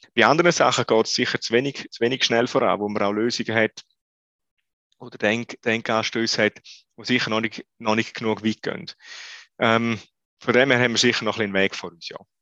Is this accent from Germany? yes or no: no; Switzerland; wir als Schweizer